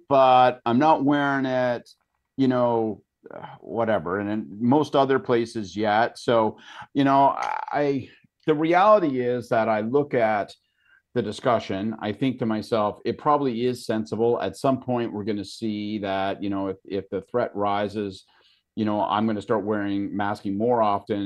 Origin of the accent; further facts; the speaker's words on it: Canada; as a Canadian